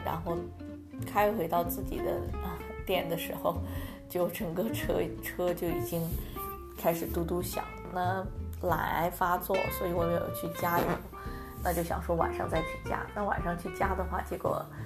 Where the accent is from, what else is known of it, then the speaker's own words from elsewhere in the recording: China; now in United States; 作为一个华人， 作为一个中国人，在美国的话， 我们， 而且我不是那种二代的美国人，是一代的美国人